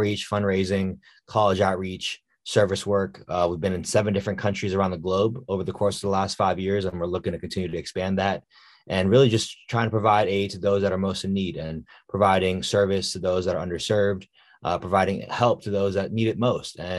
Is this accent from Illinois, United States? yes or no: no; Washington, District of Columbia, United States; I am from the Washington, D.C. area, born and raised.